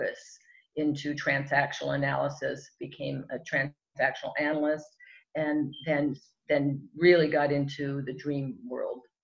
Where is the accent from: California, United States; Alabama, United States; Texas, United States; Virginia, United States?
California, United States; Southern; also born or lived in Europe; I grew up here in Southern California